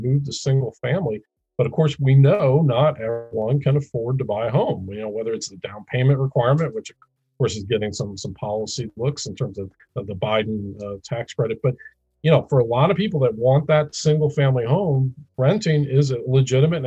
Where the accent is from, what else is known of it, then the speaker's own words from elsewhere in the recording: Midwest, United States; I'm a Midwesterner